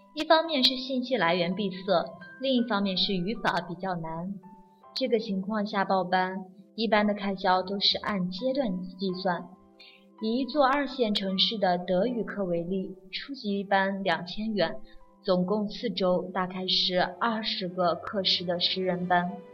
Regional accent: China; 我们中国人吃礼的传统都是有父母教导的

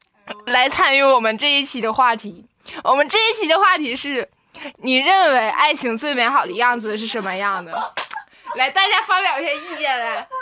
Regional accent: Northeast China, China; 有口音有口音吧？我就是东北的，怎么的？

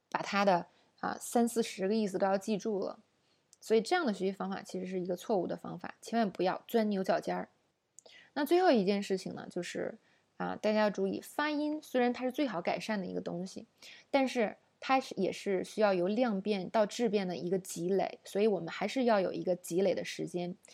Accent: China; 我们中国人

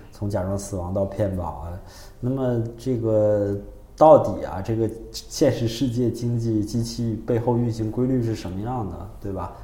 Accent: China; 我们中国人

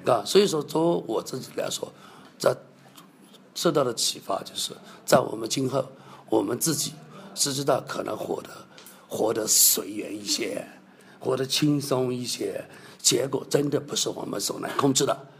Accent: China; 我们中国人

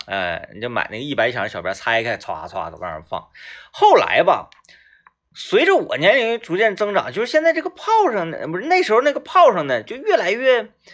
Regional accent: Wangou mine, Jilin, China; 我老家那边呢，它是，呃，嗯，原来呢，煤矿是支柱产业，嗯。它是一个矿区，然后针对这个矿区而形成的一个居住的村落，啊，嗯，是这么一个镇子

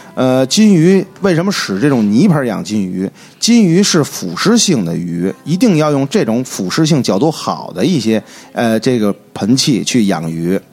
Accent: Beijing, China; 因为就是说自小就是土生土长的老北京嗯。老西城人

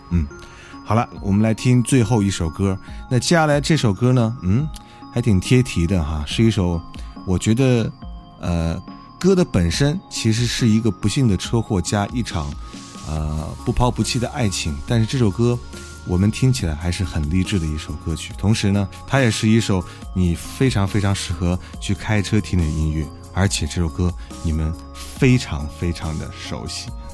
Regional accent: Xi'an, Shaanxi, China; 我是本地人在西安上学

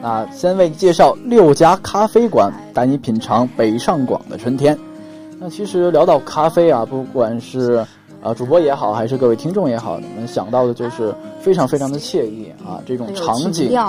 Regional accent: Beijing, China; 因为我是北京人嘛

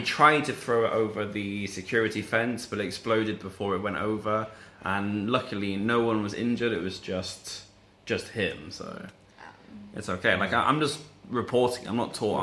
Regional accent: England, United Kingdom; moved away; I grew up in like a middle class England

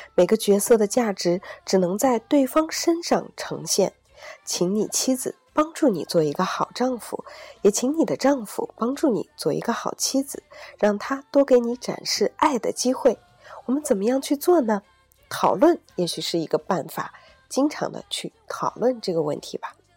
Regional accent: China; 对于我们中国人来说，我们从小长大可能把更多的时间和精力用在了如何考出一个更高的成绩

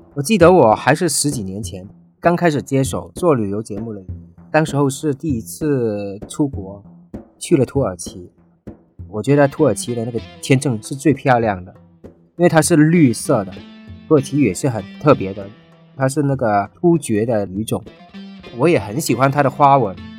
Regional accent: China; 我说我是来自中国

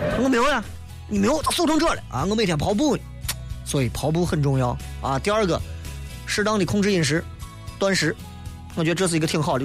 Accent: China; 我们都是中国人

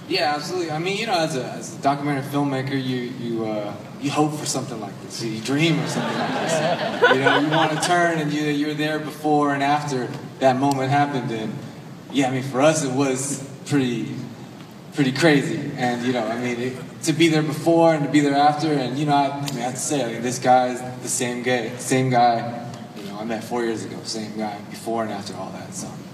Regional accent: Bay Area, California, United States; I'm from the Bay Area, and, you know, I had the uh, same sort of Asian American upbringings

